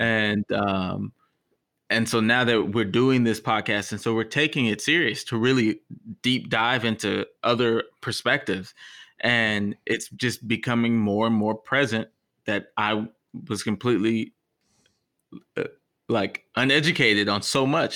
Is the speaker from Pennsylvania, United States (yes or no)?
no; Texas, United States; as a Texan